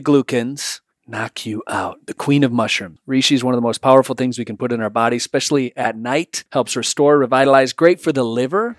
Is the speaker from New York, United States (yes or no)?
no; Michigan, United States; I'm from Michigan